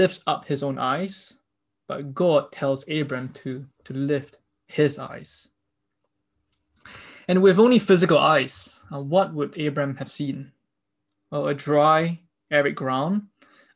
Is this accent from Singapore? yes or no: yes; Singapore; Being Singaporean, I've been trained by my government with the propaganda that feeds to me to think pragmatically